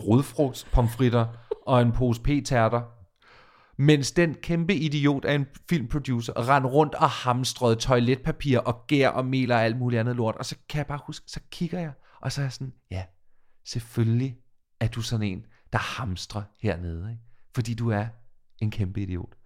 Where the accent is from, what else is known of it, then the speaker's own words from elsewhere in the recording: Falster, Zealand, Denmark; now in Copenhagen, Denmark; jeg er fra Falster